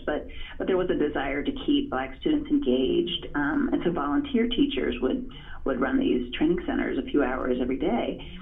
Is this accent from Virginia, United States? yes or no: yes; Farmville, Virginia, United States; moved away as an adult; also born or lived in California; I grew up in Prince Edward County, Virginia, in, in Farmville, Virginia